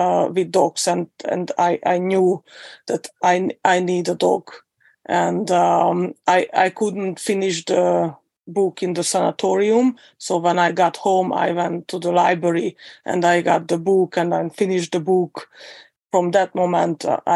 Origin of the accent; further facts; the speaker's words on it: Hungary; I'm from Hungary.